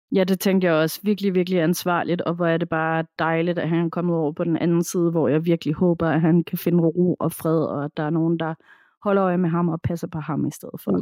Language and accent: Danish; Denmark; hjemme i Danmark